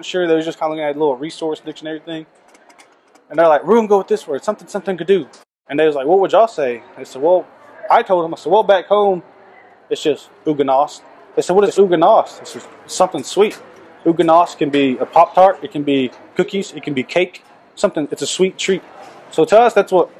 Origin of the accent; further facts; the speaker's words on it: Stilwell, Oklahoma, United States; I'm from Stillwell, Oklahoma